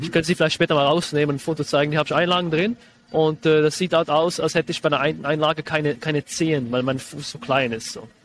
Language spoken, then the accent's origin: German; Switzerland; Ich bin äh, Schweizer. Vielleicht hört man das ein bisschen raus dann später